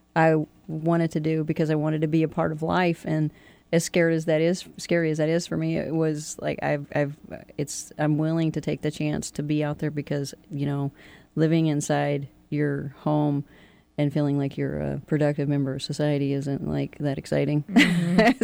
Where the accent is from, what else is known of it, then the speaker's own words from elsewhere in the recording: Kentucky, United States; moved away as an adult; also born or lived in Florida / Aleutian Islands; I'm originally from Kentucky. Um, I don't want to be too too cliche and say I'm a coal miner's daughter, but I am